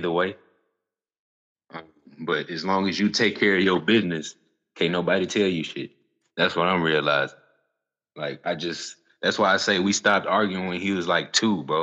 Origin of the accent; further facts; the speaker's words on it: Jackson, Mississippi, United States; I'm from Jackson, Mississippi